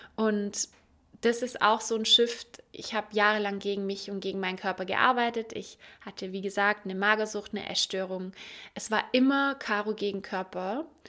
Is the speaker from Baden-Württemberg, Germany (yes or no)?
yes; Ulm, Baden-Württemberg, Germany; Und ich komme aus Ulm, aus dem Süden